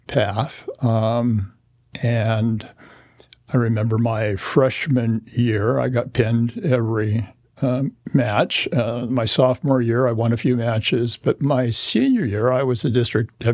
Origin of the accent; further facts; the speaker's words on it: Corvallis, Oregon, United States; I was born in Corvallis, Oregon, a native Oregonian